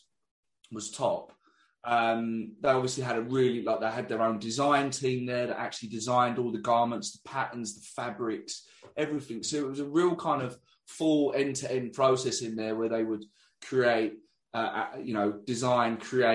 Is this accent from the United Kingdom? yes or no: yes; England, United Kingdom; I'm from England